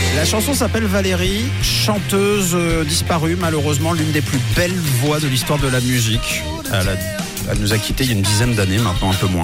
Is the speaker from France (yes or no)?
no; Switzerland; chez nous en Suisse